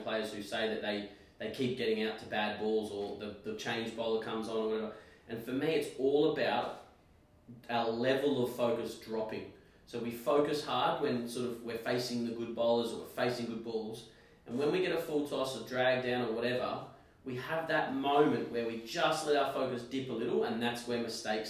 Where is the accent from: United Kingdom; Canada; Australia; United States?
Australia; I'm an Aussie